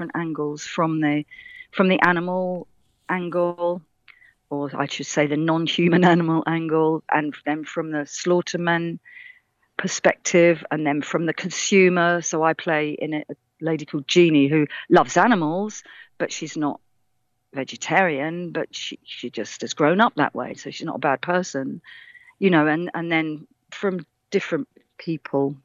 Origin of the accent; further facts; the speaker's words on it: Radlett, East of England, United Kingdom; moved away; also born or lived in London / Essex; I was born in Radlett in Hertfordshire.